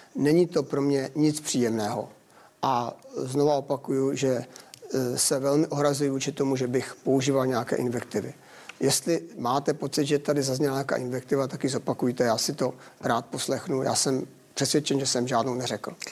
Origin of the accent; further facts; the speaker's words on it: Telč, Vysočina Region, Czechia; v mém rodném městě v Telči